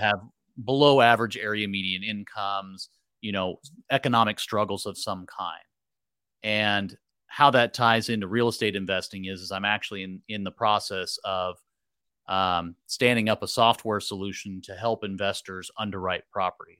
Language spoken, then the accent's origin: English; Merced County, California, United States; came back to my hometown and, uh, started working basically right off the bat, I had lined up a job with a local developer